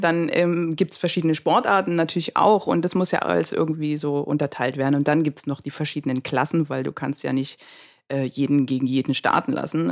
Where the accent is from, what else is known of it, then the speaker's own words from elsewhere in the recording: Dresden, Saxony, Germany; also born or lived in Berlin; bin dann zurück nach Dresden, da wo ich ja auch herkomme, was meine Heimat auch ist